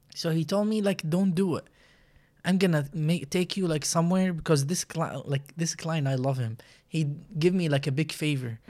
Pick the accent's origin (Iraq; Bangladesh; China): Iraq; English is a second language; moved away as an adult; now in United States; I'm from Iraq. Um, I've been there, like, twenty-seven years, and then I moved to U S